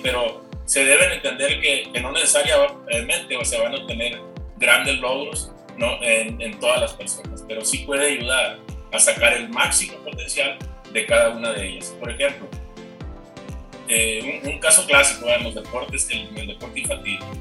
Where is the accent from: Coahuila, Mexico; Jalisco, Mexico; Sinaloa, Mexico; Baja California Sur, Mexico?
Sinaloa, Mexico; Culiacán; moved away as an adult; now in Chihuahua, Mexico; regresarme entonces a, mi tierra, a Culiacán